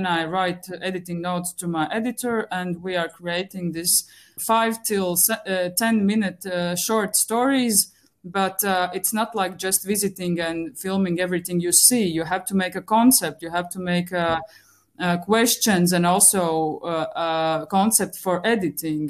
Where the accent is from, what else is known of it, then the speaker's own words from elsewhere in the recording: Riga, Latvia; I'm from Latvia, Riga